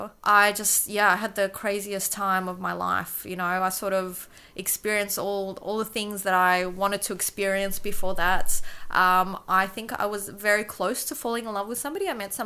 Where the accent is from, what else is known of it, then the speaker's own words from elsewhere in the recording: Kyiv, Ukraine; English is a second language; moved away; So I was born in Kyiv, right? So now there's a bit of a different political situation. When I was there before the 90s, before the wall broke down, everybody spoke Russian in Ukraine because it was part of the USSR.